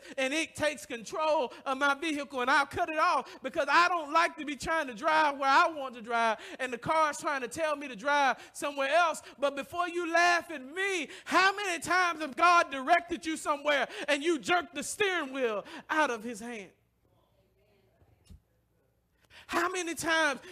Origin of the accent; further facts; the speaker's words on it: the South, United States; now in Detroit, United States; I come from the South